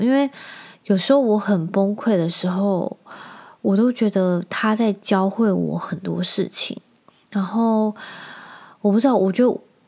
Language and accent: Chinese; Penghu County, Taiwan; 因为我在澎湖长大